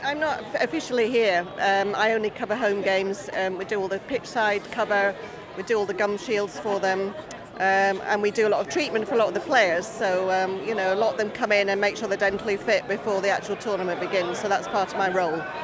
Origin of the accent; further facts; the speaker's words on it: Scotland, United Kingdom; we're Scottish